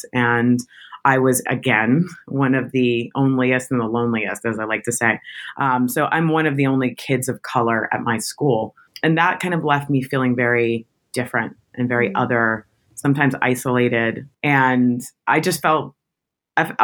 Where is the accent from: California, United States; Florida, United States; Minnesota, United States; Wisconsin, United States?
Florida, United States; Tampa; also born or lived in Michigan; now in New York City, United States; I'm from Tampa, Florida, which is the South